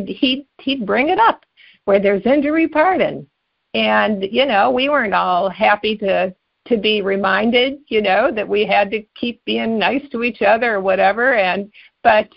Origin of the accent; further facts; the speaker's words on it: Cleveland, Ohio, United States; also born or lived in New Jersey; I grew up in both in Cleveland and New Jersey, but we were in Cleveland then